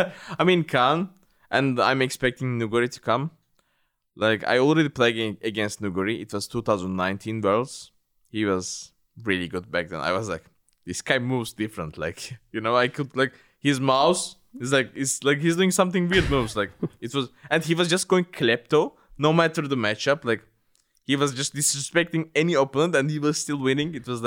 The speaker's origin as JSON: {"language": "English", "country": "Turkey", "said": "this time I'm representing the Europe, which is really weird to me because I always represented Turkey, my home country."}